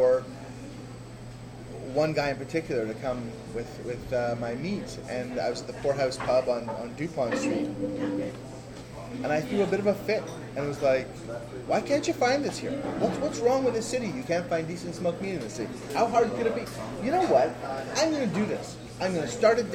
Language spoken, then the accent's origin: English; Toronto, Ontario, Canada; I'm from here, and from Toronto. Grew up with the deli tradition downtown